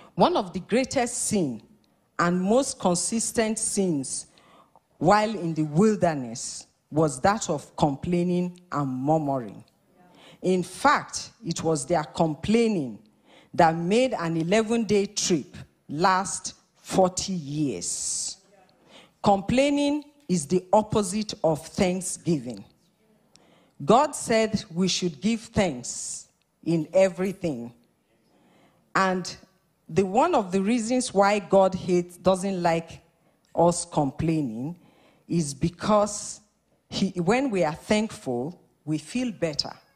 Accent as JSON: {"language": "English", "country": "Nigeria", "also_born_or_lived": "Scotland", "moved": "as an adult", "lives_now": "Winnipeg, Canada", "said": "We're originally from Nigeria."}